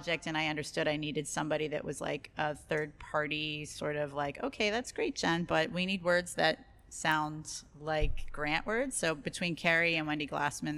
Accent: Western Pennsylvania, United States; moved away; I grew up in Western Pennsylvania

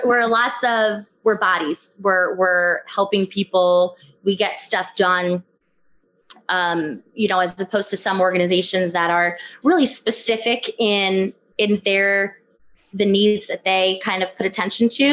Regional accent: Farmingdale, New Jersey, United States; also born or lived in Montana / North Carolina / Asbury Park, New Jersey; I'm originally from Farmingdale.

